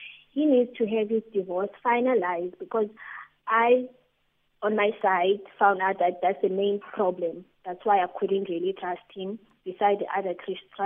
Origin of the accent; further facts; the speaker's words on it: East London, Eastern Cape, South Africa; now in East London, South Africa; last year, I moved to Eastern Cape in East London, using PE, to my hometown because of issues with COVID, and lost my job.